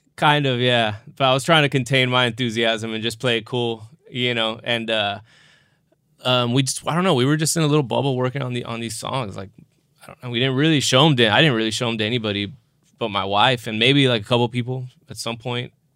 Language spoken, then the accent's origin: English; South Texas, United States; I'm from South Texas